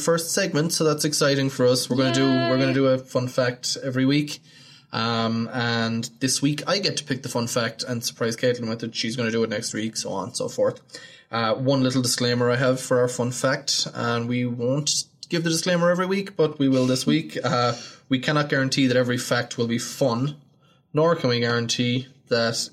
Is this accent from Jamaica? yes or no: no; Galway, Connacht, Ireland; accent: Irish; moved away as an adult; now in United States; Galway in the west of Ireland